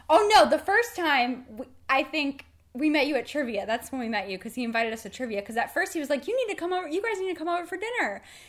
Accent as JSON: {"language": "English", "region": "Florida", "country": "United States", "tie": "born or raised there", "also_born_or_lived": "Michigan", "said": "went to school in Michigan, but I grew up and I'm born and raised in Florida. Finally moved back after school"}